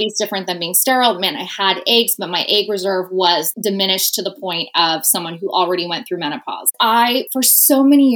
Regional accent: New Jersey, United States; my home state of New Jersey

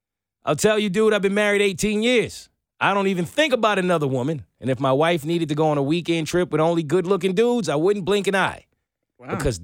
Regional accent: the South, United States; the white home I grew up here in the South.

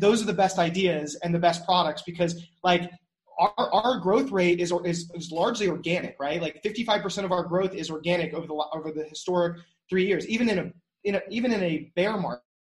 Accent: North Carolina, United States; moved away as an adult; also born or lived in New York; I love North Carolina. I love building here. It's my hometown

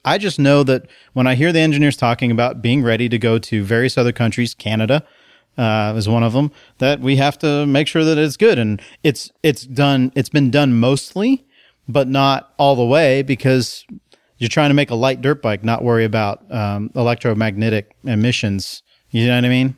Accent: United States; now in Portland, United States; I'm American

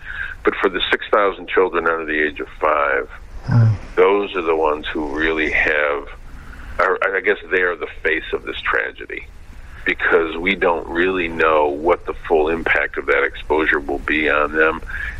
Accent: Flint, Michigan, United States; The fact that communities like my hometown are allowed to be in such deteriorated conditions with very limited public services

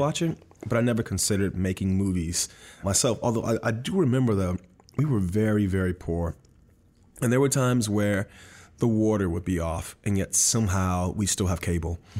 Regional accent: Miami, Florida, United States; I was born and raised in Miami, Florida

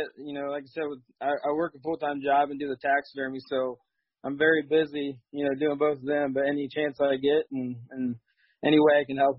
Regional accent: north of Dayton, Ohio, United States; I'm north of Dayton, Ohio.

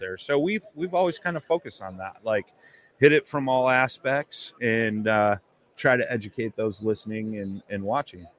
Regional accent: Chicago, Illinois, United States; I'm a blues man. I'm from Chicago.

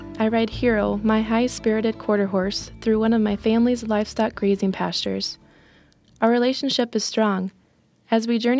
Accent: Winfred, South Dakota, United States; I am a freshman in college. I'm from Winfred, South Dakota.

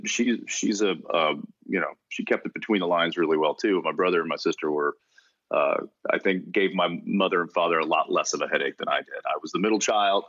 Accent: Texas, United States; moved away as an adult; growing up in Texas

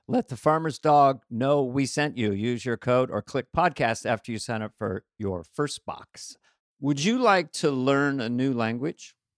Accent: Montana, United States; I'm from Montana

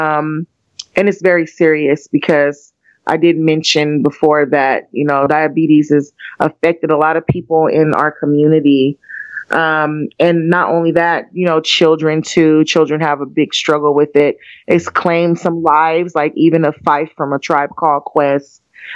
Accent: Pittsburg, California, United States; we are all from the Bay Area. We are from a very small city called Pittsburgh, California

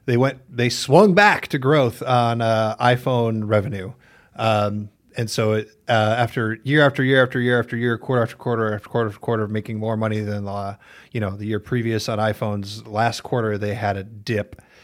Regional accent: Midwest, United States; we're from the Midwest.

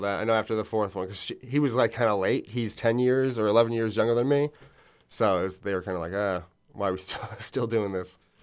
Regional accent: Long Island, New York, United States; moved away as an adult; now in Bushwick, New York City, United States; I'm from Long Island

